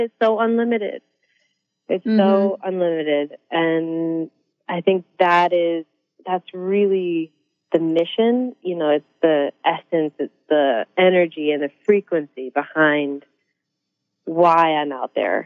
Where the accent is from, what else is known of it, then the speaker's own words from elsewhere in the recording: Newport, Rhode Island, United States; being a girl from Newport, Rhode Island